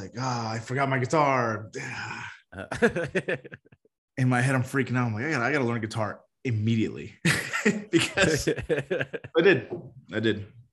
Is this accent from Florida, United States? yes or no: yes; Miami, Florida, United States; moved away; also born or lived in San Francisco; I grew up in Miami.